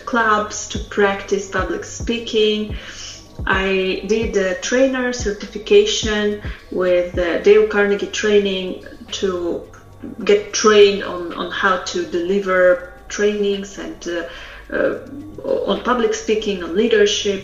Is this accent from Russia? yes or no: yes; Russia; English is a second language; moved away as an adult; also born or lived in Poland; Polish is not my first language because originally I am from Russia, and I moved to Poland after some time knowing Russian and English